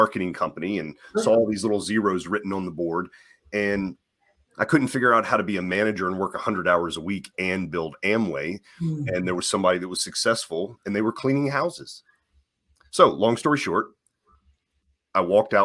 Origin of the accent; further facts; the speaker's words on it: the South, United States; also born or lived in North Carolina / Virginia; I'm from the South and I was raised in a lot of very fundamental Christian upbringing